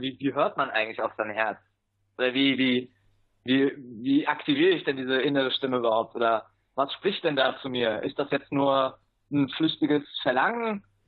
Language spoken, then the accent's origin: German; Germany; moved away as an adult; now in Granada, Nicaragua; als Deutscher